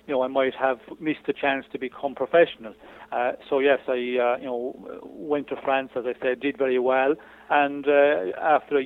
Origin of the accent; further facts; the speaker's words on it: Ireland; went through junior ranks in Ireland, won the junior championship of Ireland